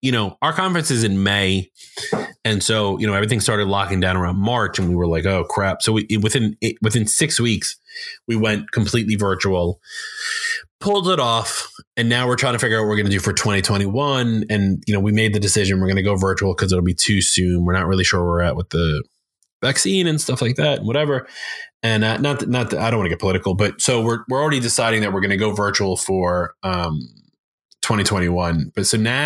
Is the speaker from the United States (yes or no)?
yes; New York, United States; I'm from New York and I get called out for being in New York, and some people will say, oh, he talked too fast